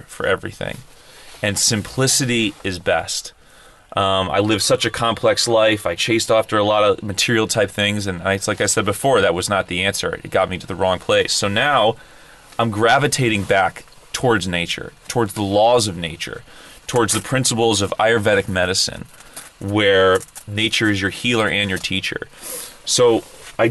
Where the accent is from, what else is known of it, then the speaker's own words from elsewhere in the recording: New England, United States; I grew up in New England